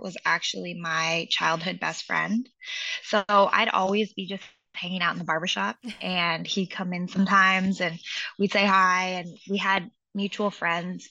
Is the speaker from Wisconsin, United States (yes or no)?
no; Seattle, Washington, United States; moved away as an adult; now in Los Angeles, United States; I grew up in Seattle and I went to school there.